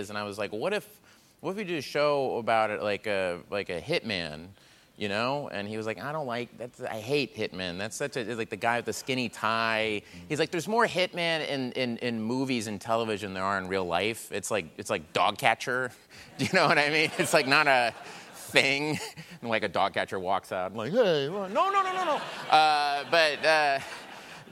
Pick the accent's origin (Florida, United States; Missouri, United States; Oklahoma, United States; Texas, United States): Oklahoma, United States; Tulsa; I'm from Tulsa, Oklahoma